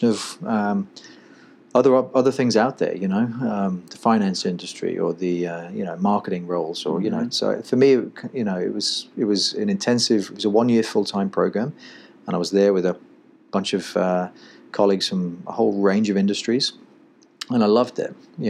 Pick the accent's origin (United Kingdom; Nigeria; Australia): United Kingdom; Manchester, North West England; moved away as an adult; now in United States; I was born in Manchester, grew up going to watch Manchester United in the, you know, in the mid 80s